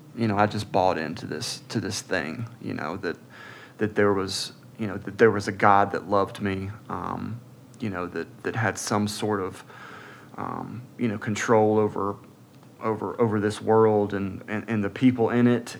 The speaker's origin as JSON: {"language": "English", "town": "Atlanta", "region": "Georgia", "country": "United States", "tie": "born or raised there", "also_born_or_lived": "Birmingham, Alabama", "said": "I was born in Birmingham, Alabama, uh, March 31st, 1982. Um, moved to Atlanta, just north of Atlanta, Gwinnett County, uh, when I was about six months old"}